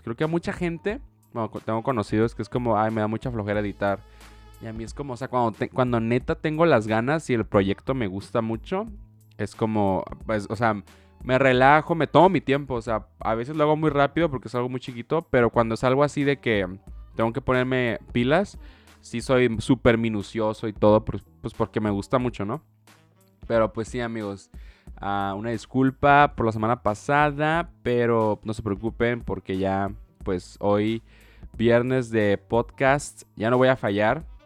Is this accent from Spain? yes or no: no; Baja California, Mexico; yo soy de Baja California